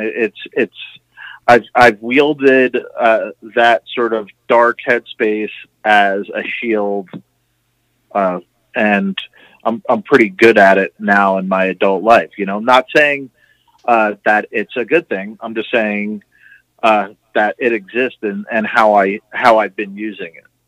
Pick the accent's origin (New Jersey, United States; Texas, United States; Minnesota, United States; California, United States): New Jersey, United States; moved away; also born or lived in Florida; I grew up in New Jersey, and then later I moved down to Florida